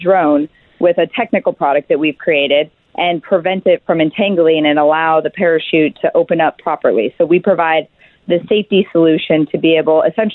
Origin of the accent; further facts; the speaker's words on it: Alaska, United States; we're six founders from Alaska.